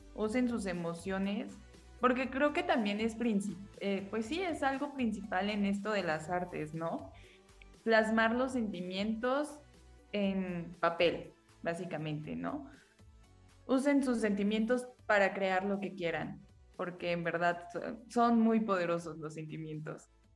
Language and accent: Spanish; Mexico; somos puras autoras mexicanas